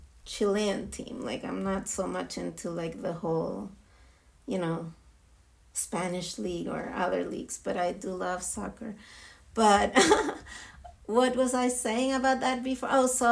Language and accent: English; Israel; English is a second language; being Jewish and being born and raised in Israel is a different experience.